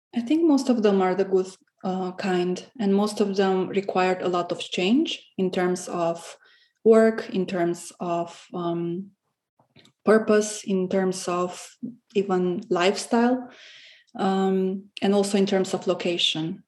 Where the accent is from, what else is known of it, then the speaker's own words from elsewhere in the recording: Romania; English is a second language; moved away as an adult; also born or lived in Cluj-Napoca, Romania; now in Berlin, Germany; I moved from Romania to Berlin in 2015 for my studies